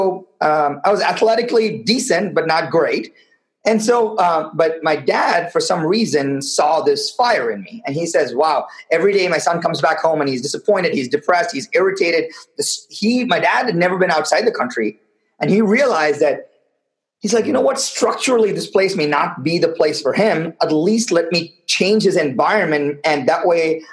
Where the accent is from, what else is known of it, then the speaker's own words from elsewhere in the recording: Chennai, Tamil Nadu, India; moved away; living in the middle of a city in India called Madras, in a one-bedroom apartment where I shared the bed with my parents till I was maybe 11, 12 years